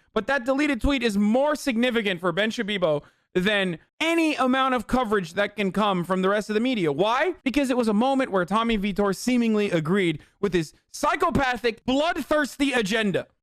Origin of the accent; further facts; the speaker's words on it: Turkey; moved away; I grew up in Turkey and I'm white